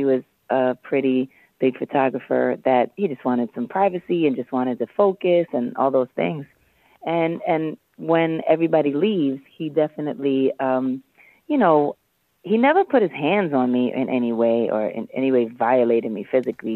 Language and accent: English; New York City, New York, United States; I was from Harlem